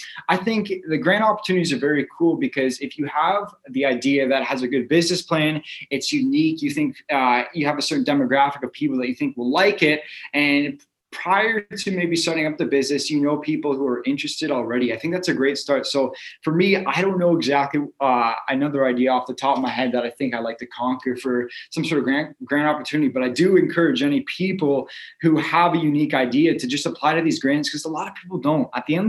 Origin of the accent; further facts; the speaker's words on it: Calgary, Alberta, Canada; born there; also born or lived in Orangeville / Woodstock; now in Owen Sound, Canada; I was born in Calgary, moved to Orangeville, Woodstock. Now I'm here in Owen Sound.